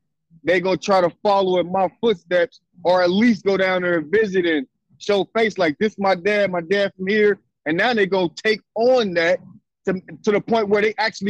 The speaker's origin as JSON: {"language": "English", "town": "Cincinnati", "region": "Ohio", "country": "United States", "tie": "born or raised there", "said": "I'm from downtown Cincinnati, born and raised, right?"}